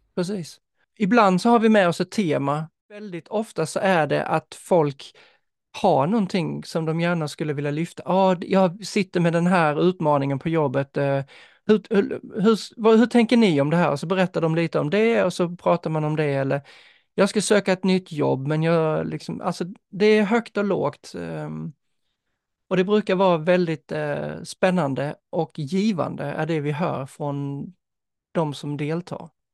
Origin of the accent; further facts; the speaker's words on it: Denmark; now in Sweden; som dansk